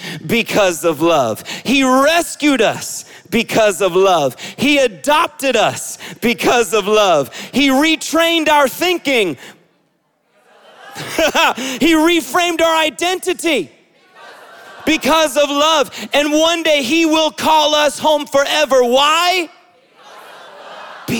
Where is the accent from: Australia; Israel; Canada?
Israel; moved away; I grew up in Israel